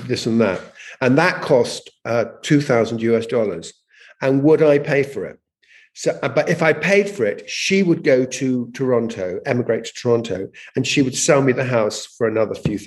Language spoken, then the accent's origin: English; England, United Kingdom; moved away; also born or lived in Jamaica; I'm English.